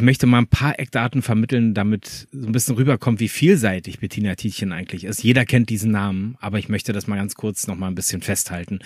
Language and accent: German; France; Ich bin selber auch Franzose.